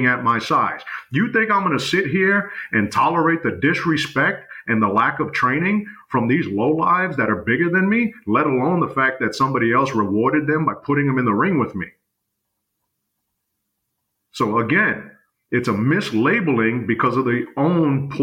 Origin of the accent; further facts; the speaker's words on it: New York, United States; I come from New York. I come from the environment that they say, fuck the next man, I gotta eat